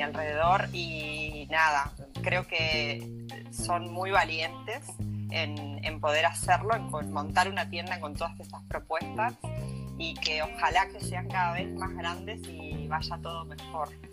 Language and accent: Spanish; Uruguay; now in Galicia, Spain; yo soy uruguaya, pero eh, mis países son gallegas